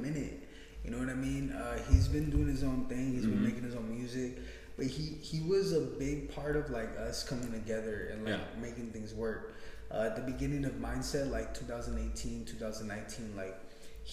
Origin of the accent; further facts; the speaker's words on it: West Coast, United States; I'm from the West Coast